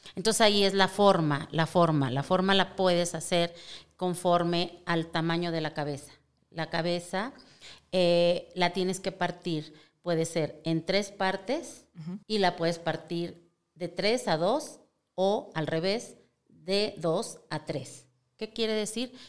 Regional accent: Durango, Mexico; soy yo de Durango, nacida en Durango

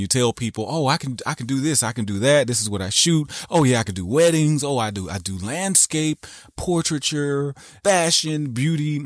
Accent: the South, United States; I grew up in the South

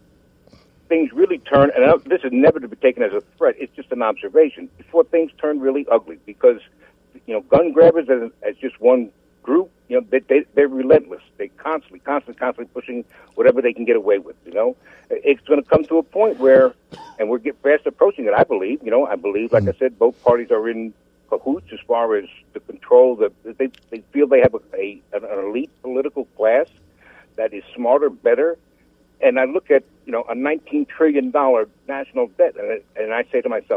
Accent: United States; I'm an American of Italian descent.

